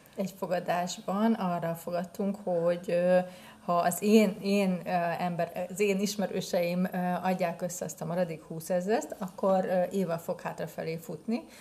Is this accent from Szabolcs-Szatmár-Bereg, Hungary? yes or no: yes; Nyíregyháza, Szabolcs-Szatmár-Bereg, Hungary